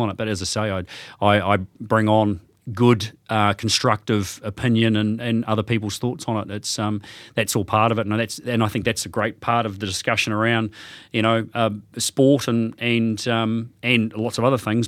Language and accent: English; Hawke's Bay, New Zealand; moved away as an adult; also born or lived in Australia; I was originally from Hawke's Bay, uh, left there back in the nineties, whenever it was, and ended up in Australia